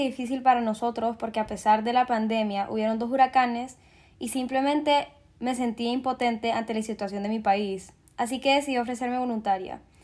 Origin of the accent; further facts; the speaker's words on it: Honduras; soy de Honduras